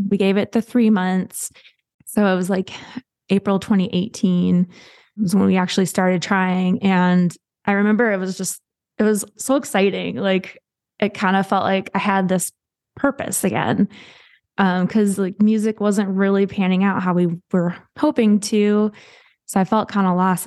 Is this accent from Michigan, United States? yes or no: yes; Midland, Michigan, United States; I grew up in, uh, Midland, Michigan